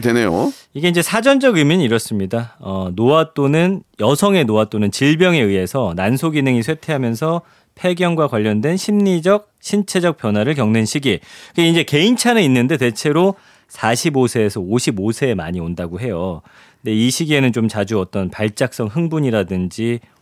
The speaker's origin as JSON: {"language": "Korean", "region": "Daejeon", "country": "South Korea", "tie": "born or raised there", "said": "제가 이제 대전 출신이잖아요"}